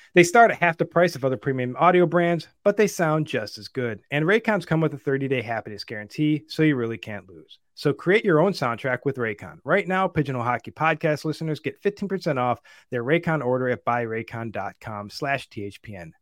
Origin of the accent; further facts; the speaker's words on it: Buffalo, New York, United States; my hometown, Buffalo, New York